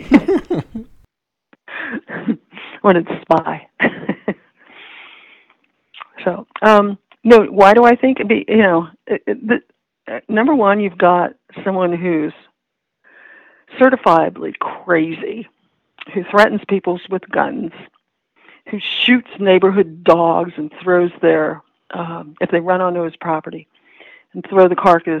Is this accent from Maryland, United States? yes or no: yes; Whitehall, Maryland, United States; moved away as an adult; now in Washington, United States; the town where I grew up, Whitehall, Parkton